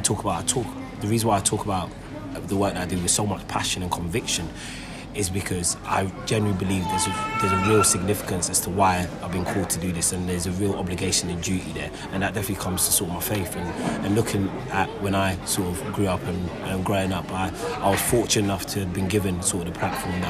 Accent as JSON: {"language": "English", "region": "London", "country": "United Kingdom", "tie": "born or raised there", "also_born_or_lived": "Enfield", "said": "Grew up in North London, Tottenham. That's where I grew up"}